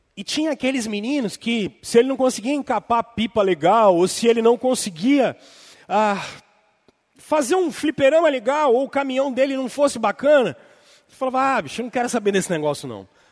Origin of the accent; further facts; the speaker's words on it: Brazil; bom brasileiro e reformado